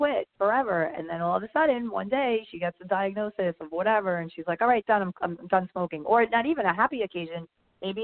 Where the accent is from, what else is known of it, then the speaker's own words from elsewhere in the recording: New York, United States; moved away as an adult; also born or lived in New Jersey; now in Miami, United States; I'm from New York